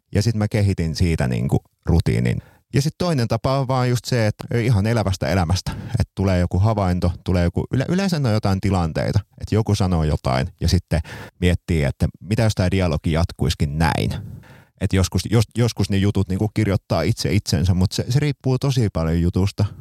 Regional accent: Seinäjoki, South Ostrobothnia, Finland; Seinäjoella, mistä olen siis kotoisin

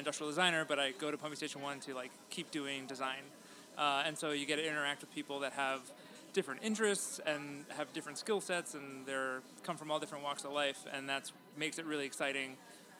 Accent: Baltimore, Maryland, United States; now in Chicago, United States; I was from Baltimore originally

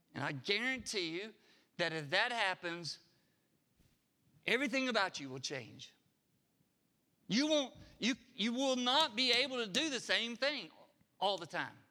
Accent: Harpersville, Alabama, United States; I grew up in Harpersville. We, we raised everything we ate.

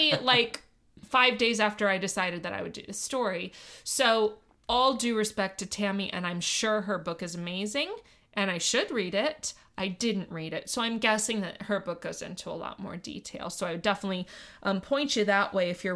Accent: Miami, Florida, United States; I grew up in Miami

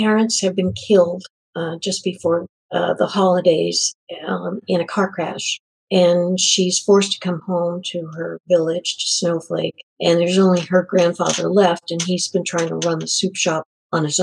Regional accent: New England, United States; moved away; Originally, I'm from New England.

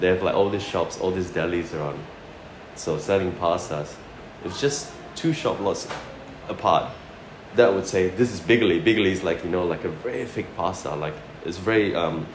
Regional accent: Sarawak, Malaysia; also born or lived in Christchurch, New Zealand; now in Australia; I'm from Malaysia, from a state called Sarawak.

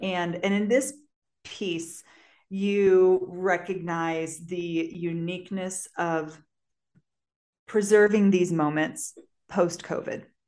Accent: St. Peters, Missouri, United States; moved away as an adult; I grew up in Saint Peter's, Missouri, which is a suburb of Saint Louis, Missouri

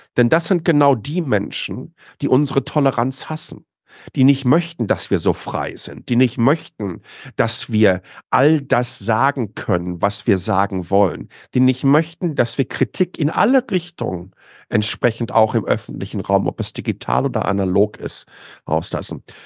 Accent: Waltrop, North Rhine-Westphalia, Germany; moved away as an adult; now in Taiwan; Ich bin im Ruhrgebiet groß geworden, im östlichen Ruhrgebiet, in, in Waltrop, äh, zur Schule gegangen

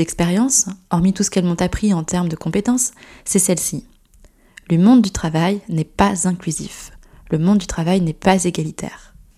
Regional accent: Gironde, Nouvelle-Aquitaine, France; also born or lived in United Kingdom; now in Paris, France; je suis originaire d'un petit village de Gironde, et je vis aujourd'hui à Paris depuis quelques années maintenant

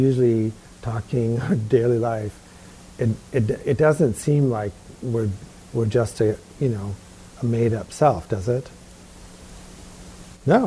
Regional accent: New York, United States; Growing up in New York.

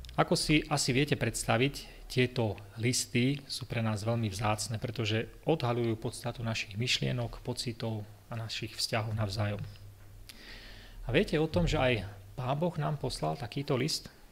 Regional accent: Levoča, Prešov Region, Slovakia; moved away as an adult; also born or lived in Zvolen / United States; som vyrastal v Levoči

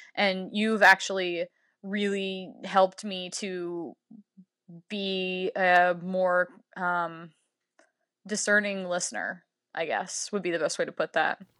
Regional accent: Louisiana, United States; my home state of Louisiana

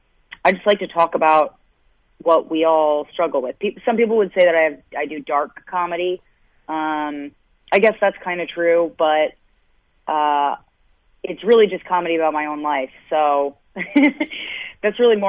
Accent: United States; moved away as an adult; also born or lived in Boston / New York; Originally, I'm from actually outside of D.C., I've been on the East Coast my whole life

